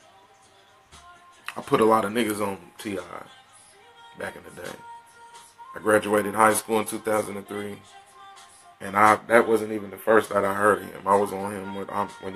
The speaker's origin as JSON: {"language": "English", "town": "Topeka", "region": "Kansas", "country": "United States", "moved": "yes", "lives_now": "Missouri, United States", "said": "I'm from Topeka, Kansas. I'm out in Missouri somewhere now"}